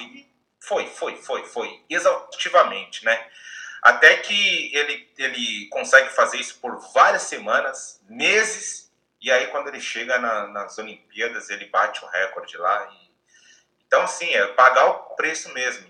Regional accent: Bahia, Brazil; now in Japan; eu nasci na Bahia

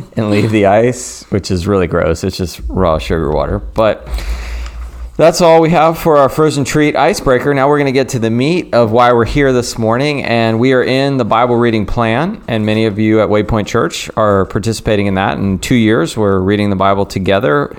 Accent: the South, United States; growing up in the South, all three of us did

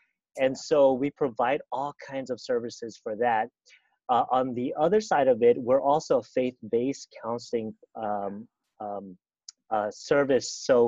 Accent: Kauai, Hawaii, United States; moved away as an adult; also born or lived in California; I'm originally from Hawaii

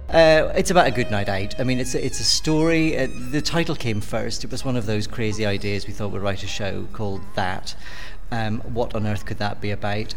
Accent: Belfast, Northern Ireland, United Kingdom; moved away; I'm from Belfast originally

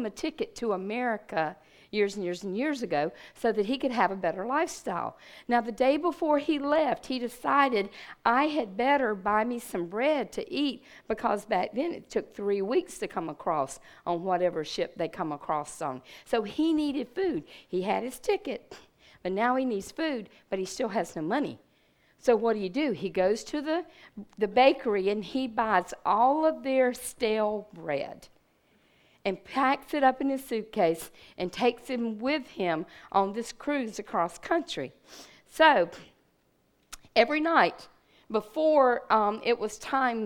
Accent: Red Bank, United States; I was from Red Bank

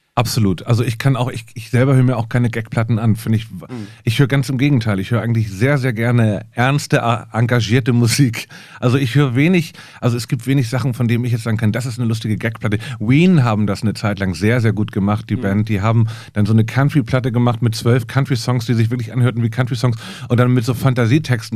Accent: Hamburg, Germany; ich komme aus Hamburg

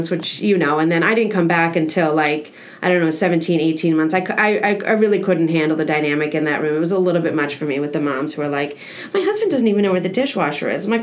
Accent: Lake Worth, Florida, United States; I was like a bridge and tunnel girl, you know, like I came all the way from Lake Worth, and like I'm just pretending like I live in Boca

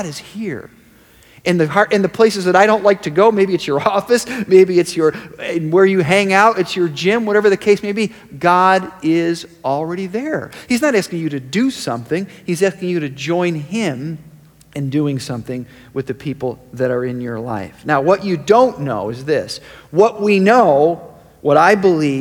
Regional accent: Rochester, New York, United States; I was born in Rochester, New York.

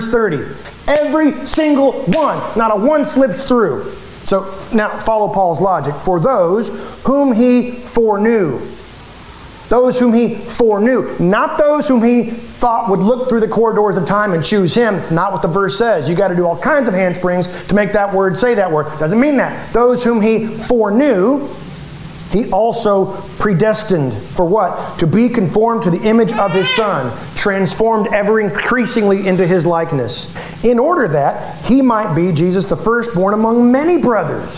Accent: United States; we're American

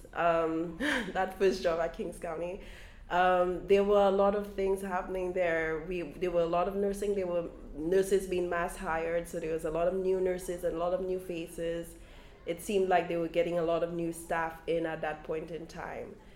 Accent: St. Lucia; now in Brooklyn, United States; as a child growing up in St. Lucia, we would come and spend some summers with aunts and uncles here in Brooklyn.

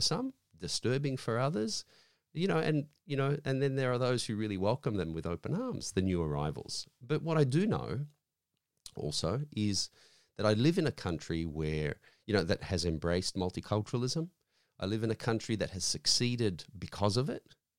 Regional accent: Australia; I'm Australian-born, My parents came in from overseas in the seventies

